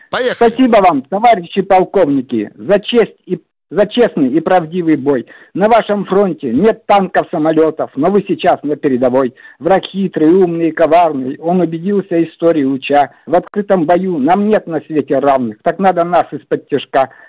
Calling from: Zheleznovodsk, Stavropol Krai, Russia; Я из Железноводска.

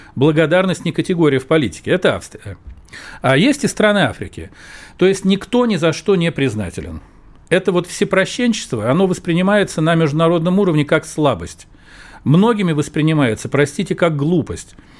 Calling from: Novosibirsk, Novosibirsk Oblast, Russia; Я звоню из Новосибирска

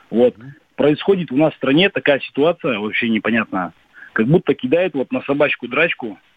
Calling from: Vologda, Vologda Oblast, Russia; Да, мы из Волги. Вологда.

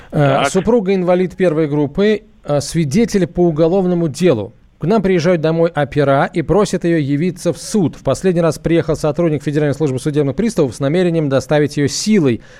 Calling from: Belgorod, Belgorod Oblast, Russia; я из Белгорода. Со второй женой проживаю в ее квартире

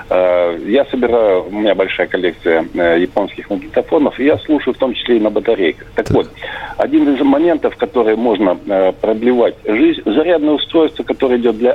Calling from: Stavropol, Stavropol Krai, Russia

